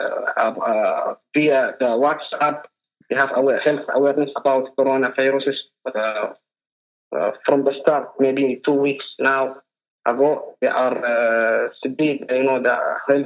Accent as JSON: {"language": "English", "area": "Hadramaut Governorate", "region": "Hadhramaut", "country": "Yemen", "said": "I'm from Hadramaut, Governor Reyes."}